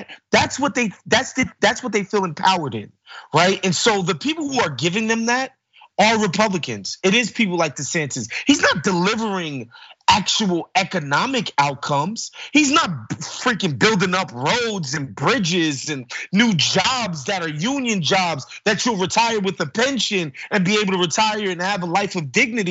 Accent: New York City, New York, United States; I'm growing up in New York City around Puerto Ricans and Dominicans

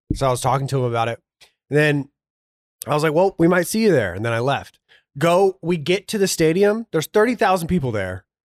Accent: Georgia, United States; I grew up in Georgia

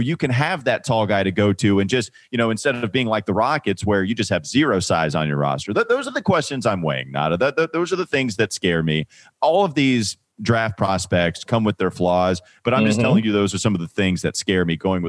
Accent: North Carolina, United States; Yeah, I'm from Catawba County.

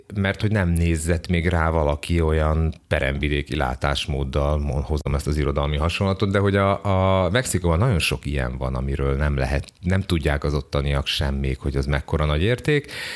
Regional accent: Hungary; én ugye magyar vagyok

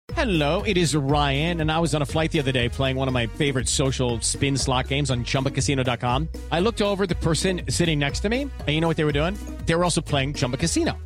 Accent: Veracruz, Mexico; now in Xalapa, Mexico; a mí me decían el jarocho aquí, en Jalapa. Varias personas me dicen, ah, el jarocho, porque soy del puerto de Veracruz

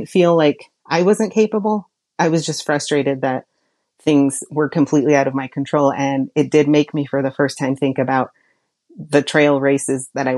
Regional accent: Oregon, United States; because I'm like so Southern Oregon that I'm basically a Californian.

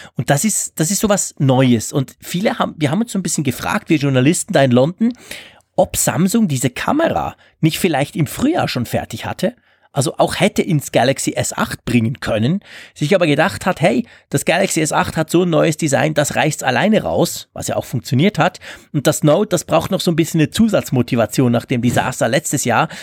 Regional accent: Switzerland

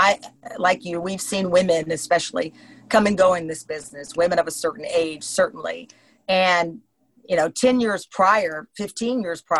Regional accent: Luling, Texas, United States; I'm from Texas. I don't have that type of personality.

